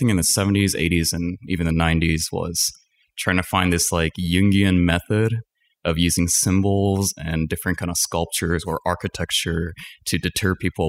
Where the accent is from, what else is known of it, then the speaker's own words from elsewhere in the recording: Setagaya, Tokyo, Japan; also born or lived in Danbury, Connecticut, United States; Danbury, Connecticut. Okay. And about 8 months into living in the States, I moved back to Japan in the Setagaya region, and I lived in Japan